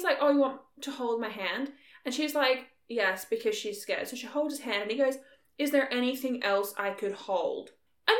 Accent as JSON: {"language": "English", "country": "Australia"}